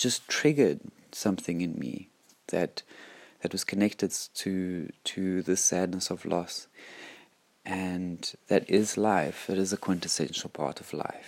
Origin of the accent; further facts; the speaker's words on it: South Africa; I was brought up in South Africa